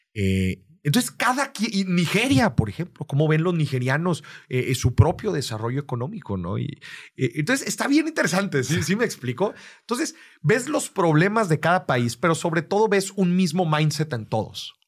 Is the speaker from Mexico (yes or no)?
yes; Mexico; el ser mexicano es una carta de presentación